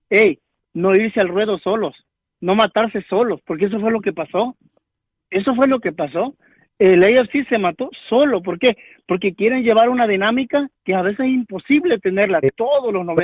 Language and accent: Spanish; Mexico; y, bueno, y, soy de México